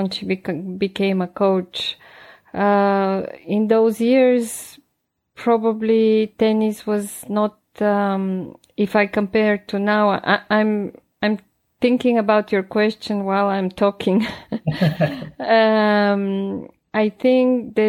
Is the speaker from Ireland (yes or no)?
no; Bulgaria; moved away as an adult; now in Switzerland; I grew up in Bulgaria. I was born there